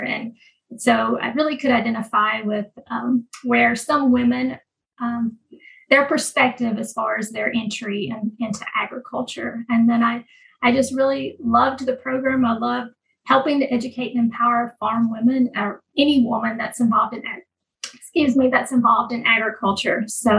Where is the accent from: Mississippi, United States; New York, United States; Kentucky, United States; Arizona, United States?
Mississippi, United States; moved away; I'm from Mississippi originally